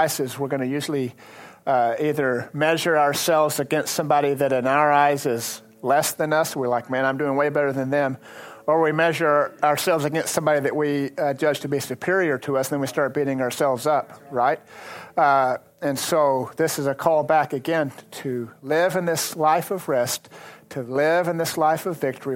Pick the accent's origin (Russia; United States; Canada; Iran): United States; Lubbock, Texas; I grew up farming. And I grew up farming in the Lubbock area